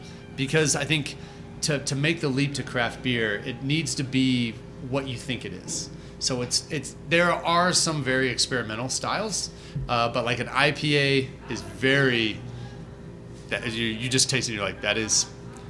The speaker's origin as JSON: {"language": "English", "town": "Birmingham", "region": "Alabama", "country": "United States", "tie": "born or raised there", "also_born_or_lived": "Atlanta, Georgia", "moved": "yes", "lives_now": "Denver, United States", "said": "I was originally born in Birmingham, Alabama."}